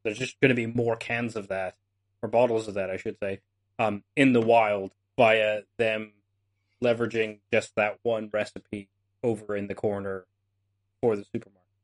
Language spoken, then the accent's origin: English; Canada; I'm Canadian